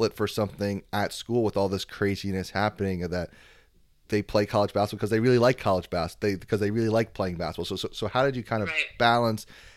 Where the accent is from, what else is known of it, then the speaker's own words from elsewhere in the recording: East Coast, United States; I'm from the East Coast